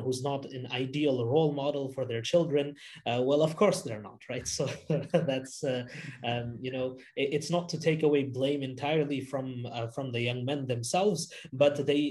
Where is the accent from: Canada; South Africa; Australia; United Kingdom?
Canada; I grew up here in Canada